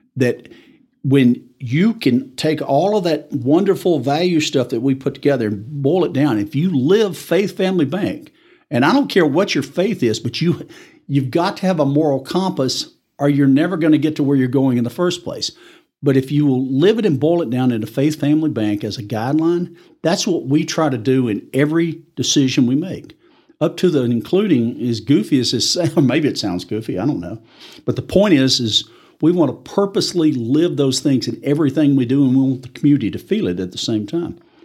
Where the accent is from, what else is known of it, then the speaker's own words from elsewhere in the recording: Tupelo, Mississippi, United States; moved away as an adult; also born or lived in Tulsa, Oklahoma / Arkansas; now in Amarillo, United States; I'm originally from Tupelo, Mississippi